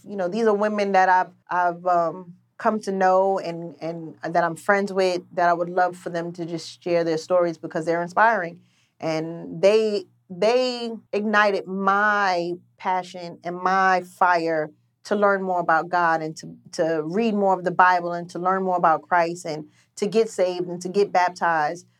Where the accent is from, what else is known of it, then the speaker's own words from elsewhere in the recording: New York City, New York, United States; I grew up in Queens